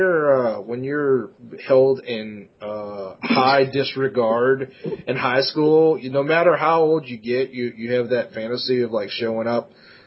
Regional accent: Louisiana, United States; Well, we're from Louisiana.

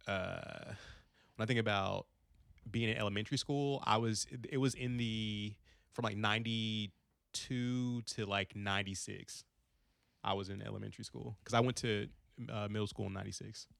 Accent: Frankfort, Kentucky, United States; also born or lived in Long Beach, California / Gary, Indiana; I grew up in Frankfort, Kentucky

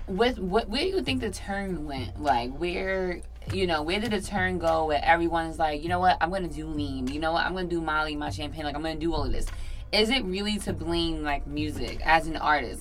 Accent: New York City, New York, United States; I was raised in Staten Island

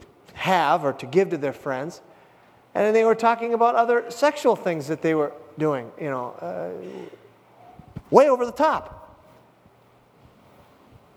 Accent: Hibbing, Minnesota, United States; my hometown of Hibbing, Minnesota

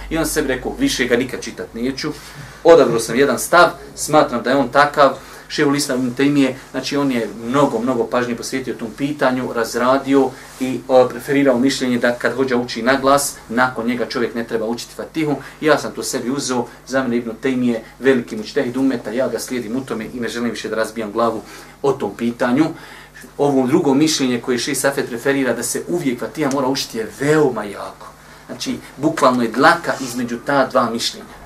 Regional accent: Bosnia & Herzegovina; kod nas u Bosni

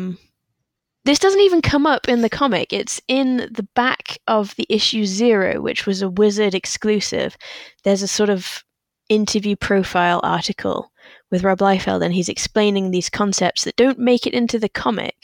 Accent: England, United Kingdom; partly as an English child

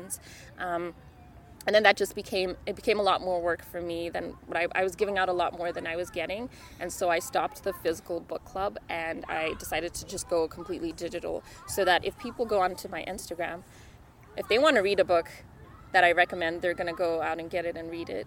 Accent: Zimbabwe; first language Shona; English is a second language; now in Calgary, Canada; I'm also an immigrant. So I'm from Zimbabwe

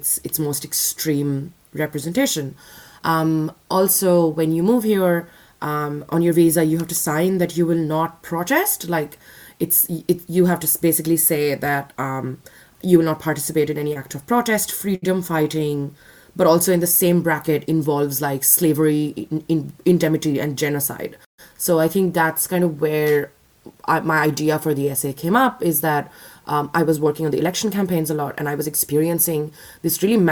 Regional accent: India; moved away as an adult; now in Australia; I'm an Indian citizen

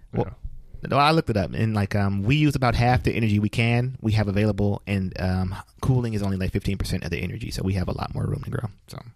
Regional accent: United States

